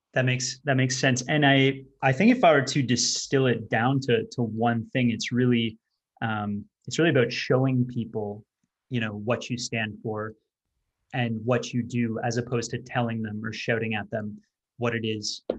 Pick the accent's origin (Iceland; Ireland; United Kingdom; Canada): Canada; I'm not American, I'm, I'm Canadian.